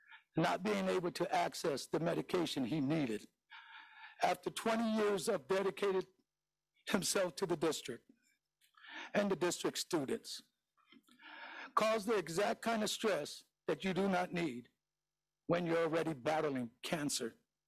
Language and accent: English; San Francisco, California, United States; a childhood friend of mine that I grew up with in the Mission. I am a product of this school district.